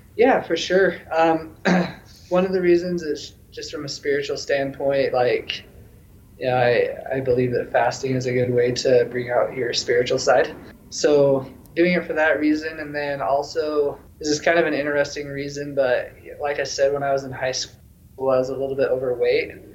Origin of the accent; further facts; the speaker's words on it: Logan, Utah, United States; moved away as an adult; now in Denver, United States; I was living in my hometown in Logan, Utah